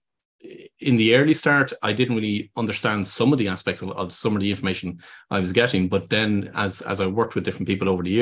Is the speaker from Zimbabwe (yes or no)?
no; Ireland; accent: Irish; people can hear from my accent, I'm based here in Ireland